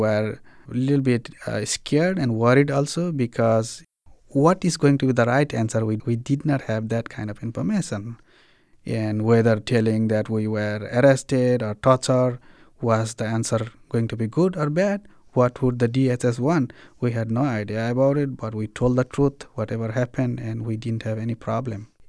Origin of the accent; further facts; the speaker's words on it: Nepal; moved away as an adult; also born or lived in Bhutan; now in Springfield, United States; I came from Bhutan to Nepal in nineteen ninety-two. I became refugee along with my parents for sixteen years.